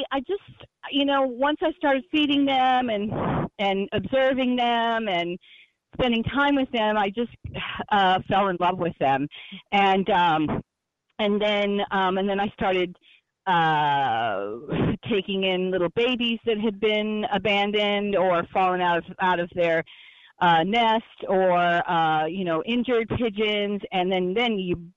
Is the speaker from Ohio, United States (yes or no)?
no; Texas, United States; moved away as an adult; now in New York City, United States; I didn't grow up in New York City or anything like that, but I've always loved animals growing up in Texas